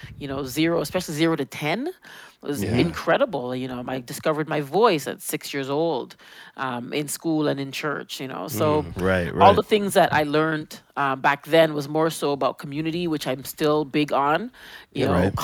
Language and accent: English; Toronto, Ontario, Canada; growing up in Jane and Finch was like growing up anywhere else